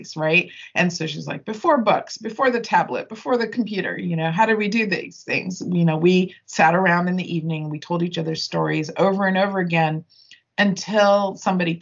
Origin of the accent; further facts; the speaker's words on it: United States; growing up in America